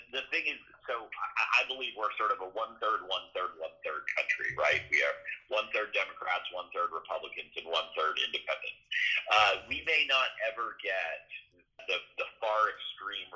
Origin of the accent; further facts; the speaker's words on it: Massachusetts, United States; my home state